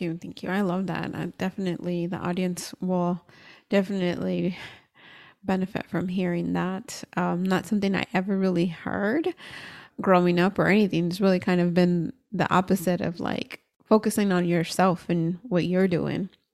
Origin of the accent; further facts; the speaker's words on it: United States; I'm American and born here